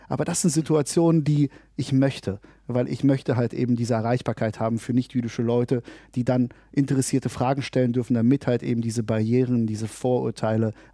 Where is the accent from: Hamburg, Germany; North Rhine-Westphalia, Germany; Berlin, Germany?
Berlin, Germany; born there; ich bin hier in Deutschland und in Berlin geboren worden.